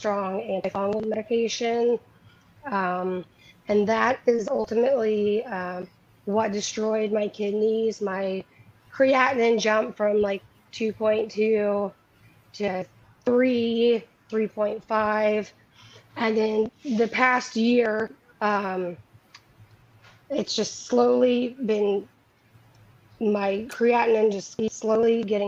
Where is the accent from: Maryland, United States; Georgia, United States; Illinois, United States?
Georgia, United States; Atlanta; moved away as an adult; now in Chapel Hill, United States; I live in Chapel Hill, North Carolina, but I am from Atlanta, Georgia.